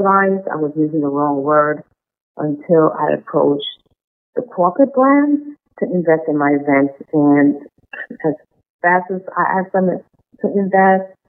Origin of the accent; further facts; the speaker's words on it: Guyana; moved away; She noticed my accent and asked me where I'm from. I told her I was raised in Guyana